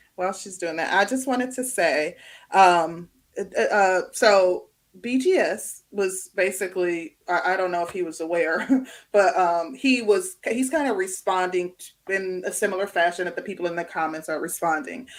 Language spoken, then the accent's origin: English; Midwest, United States; moved away as an adult; also born or lived in Chicago, United States; now in Atlanta, United States; I come from the Midwest. I lived in Chicago prior to moving to the Atlanta metro area.